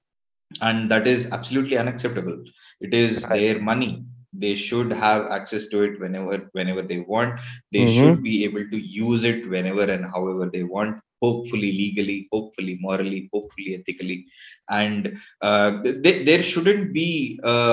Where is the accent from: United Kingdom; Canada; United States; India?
India; I am from India, proudly so